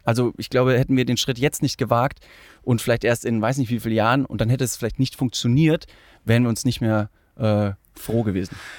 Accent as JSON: {"language": "German", "town": "Ingolstadt", "region": "Bavaria", "country": "Germany", "said": "Äh, ich komme aus Ingolstadt"}